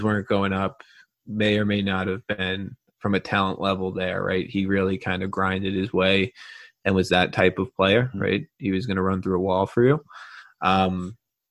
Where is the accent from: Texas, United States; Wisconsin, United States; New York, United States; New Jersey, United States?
New York, United States; Long Island; I grew up in Long Island, New York